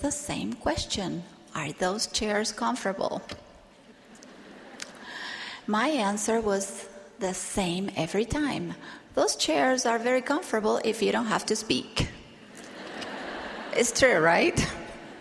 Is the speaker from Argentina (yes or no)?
yes; Argentina; while I was growing up in Argentina.